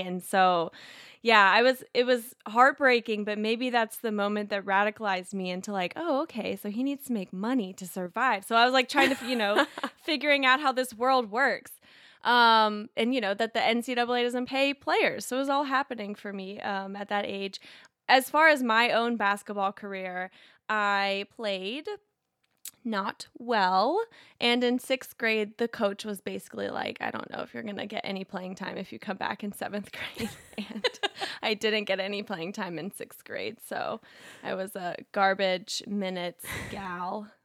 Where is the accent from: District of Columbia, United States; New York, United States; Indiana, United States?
Indiana, United States; growing up in Indiana, having family from, all from Kentucky, both sides